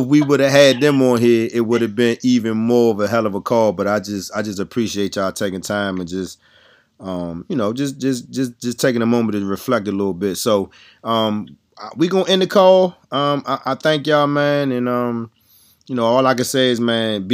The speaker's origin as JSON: {"language": "English", "region": "DMV", "country": "United States", "said": "we're from Maryland, D.C., Virginia"}